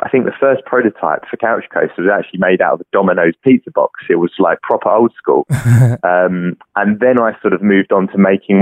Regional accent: London, United Kingdom; I'm from London, UK, and I'm the inventor

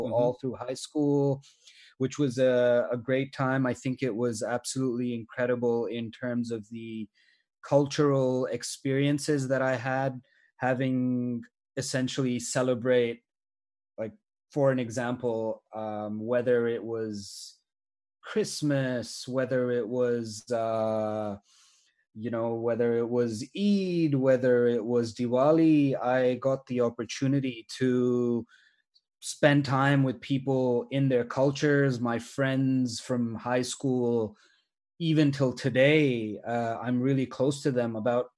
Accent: Australia; I very much fit the mold of an international student who was growing up in Australia

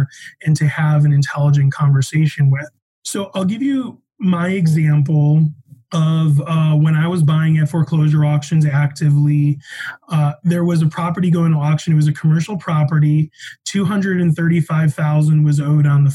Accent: Chicago, Illinois, United States; also born or lived in Denver; now in Colorado, United States; I'm from Chicago.

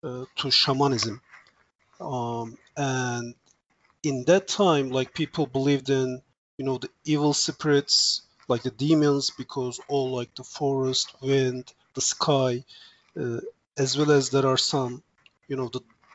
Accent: Turkey; first language Turkish; English is a second language; also born or lived in Boston, United States; now in Virginia, United States; I'm originally from Turkey

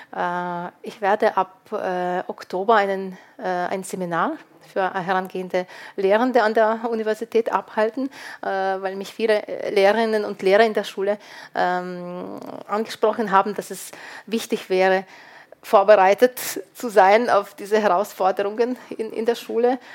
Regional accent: Lviv, Lviv Oblast, Ukraine; moved away; ich stamme aus Lviv, Lemberg, eine multikulturelle Stadt

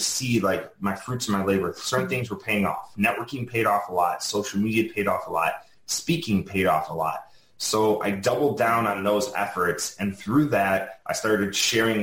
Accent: Chicago, Illinois, United States; moved away; I'm from Chicago originally.

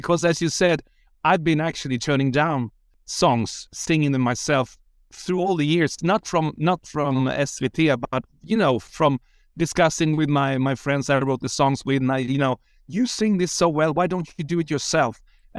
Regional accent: Sweden

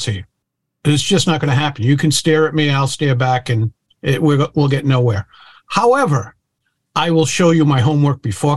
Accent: Providence, Rhode Island, United States; I was born in Providence, Rhode Island

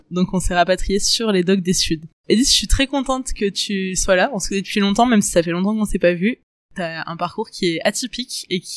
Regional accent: Toulon, Provence-Alpes-Côte d'Azur, France; j'ai 23 ans, j'ai grandi à Toulon, comme Juliette.

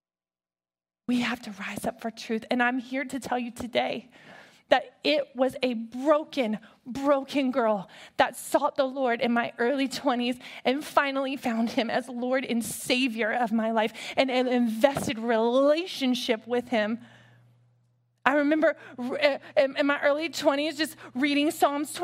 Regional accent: Hampton, Virginia, United States; I grew up in Hampton, Virginia

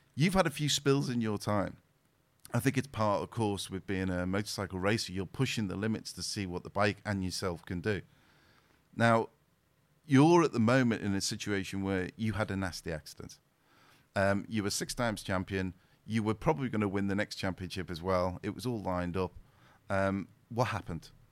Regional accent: the Wirral, North West England, United Kingdom; I was born and raised in the Wirral, so. In the Wirral, I was around Wallasey, Birkenhead

